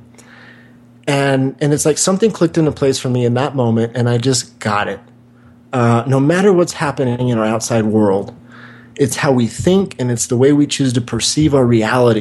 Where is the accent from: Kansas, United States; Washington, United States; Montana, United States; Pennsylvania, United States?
Kansas, United States; Wichita; moved away; also born or lived in Santa Monica, California; I grew up in Wichita, Kansas